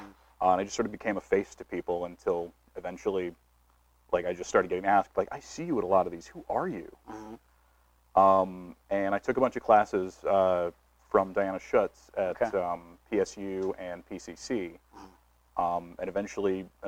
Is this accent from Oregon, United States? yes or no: yes; Portland, Oregon, United States; also born or lived in Los Angeles, United States; since I was already from Portland